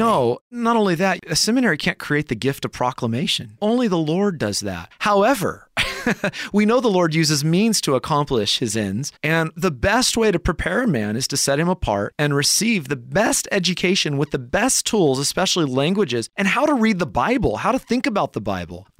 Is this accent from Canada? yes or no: no; Lemoore, California, United States; moved away as an adult; also born or lived in Humboldt State University, California / Lynden, Washington; now in Escondido, United States; I grew up in small Central Valley, California town of Lemoore